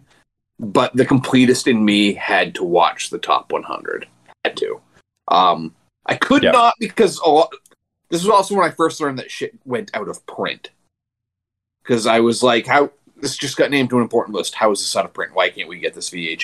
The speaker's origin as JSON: {"language": "English", "town": "Milo", "region": "Maine", "country": "United States", "tie": "born or raised there", "said": "we just got a Dunkin' Donuts in Milo about 6 years ago"}